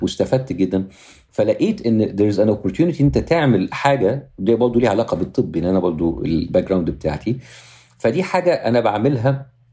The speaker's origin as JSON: {"language": "Arabic", "country": "Egypt", "moved": "as an adult", "lives_now": "Los Angeles, United States", "said": "أنا مواطن أمريكي من أصل مصري لأن أنا عايش دلوقتي 90% من وقتي في أمريكا"}